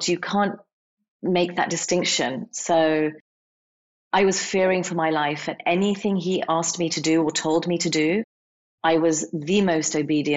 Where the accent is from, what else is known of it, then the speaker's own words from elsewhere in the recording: England, United Kingdom; I grew up in England. I didn't grow up in India